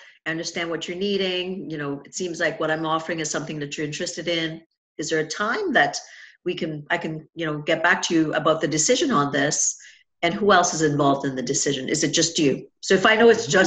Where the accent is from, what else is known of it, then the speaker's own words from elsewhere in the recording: Trinidad & Tobago; I grew up in Trinidad and Tobago